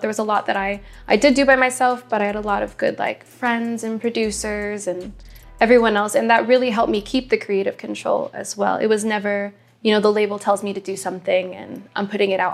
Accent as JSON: {"language": "English", "region": "Midwest", "country": "United States", "moved": "yes", "lives_now": "Los Angeles, United States", "said": "I'm someone from the Midwest"}